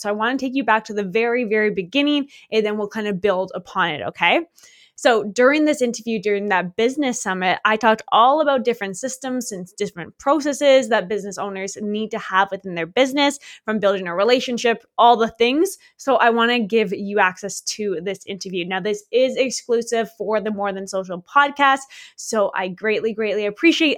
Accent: Canada; moved away as an adult; also born or lived in Australia; I'm from Canada.

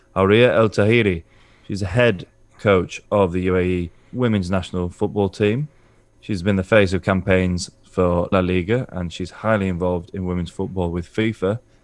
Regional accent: England, United Kingdom; as an Englishman

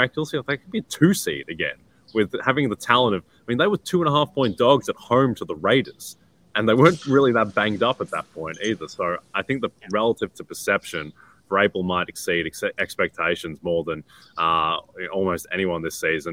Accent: Australia; as an Australian guy

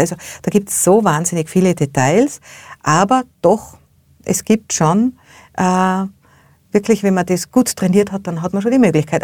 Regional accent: Austria; bei uns in Österreich

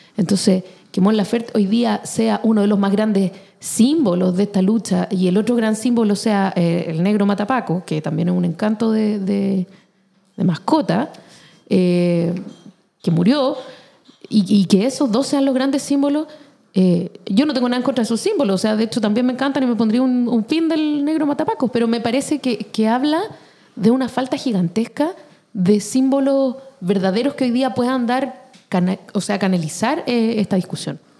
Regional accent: Chile; como chilenos

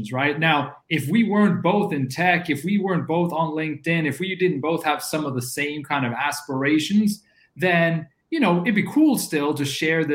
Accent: Norway; the weird kid growing up in Norway

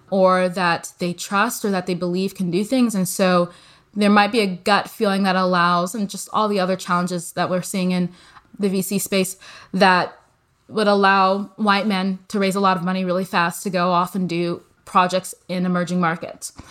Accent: Nigeria; also born or lived in United States; You know, I grew up partially in the US. So I'm a Nigerian American.

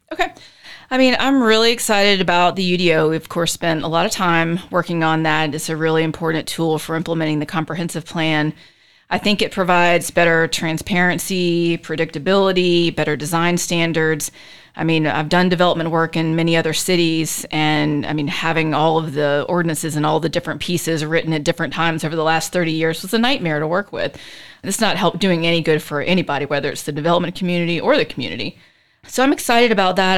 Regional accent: Charleston, South Carolina, United States; moved away as an adult; also born or lived in Chapel Hill, North Carolina / Florida; now in Charlotte, United States; I'm originally from Charleston, South Carolina

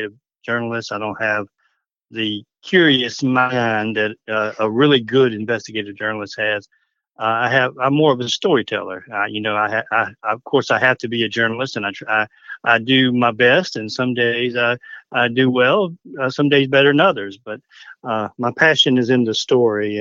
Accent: Hampton County, South Carolina, United States; I'm telling the story of my hometown, my community

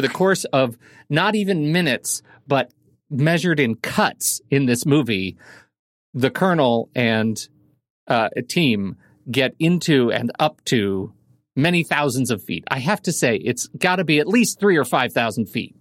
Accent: Colorado Springs, Colorado, United States; I grew up in Colorado Springs, which is about six thousand feet

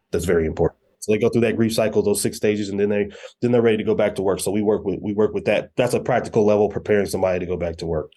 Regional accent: Colorado Springs, Colorado, United States; originally from Colorado Springs, Colorado. Uh, grew up, uh, in Colorado Springs

